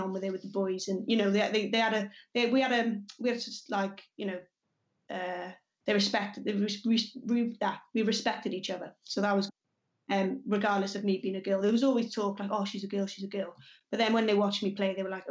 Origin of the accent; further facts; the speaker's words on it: Cardiff, Wales, United Kingdom; I was born in Cardiff, and I went to Glamorgan Wanderers, which was the local club